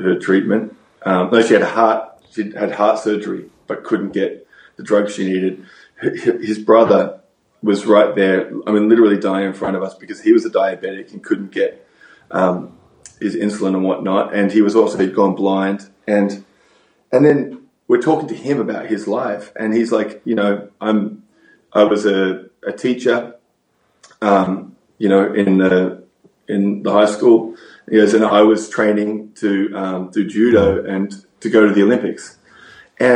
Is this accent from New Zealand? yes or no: no; Australia; now in United States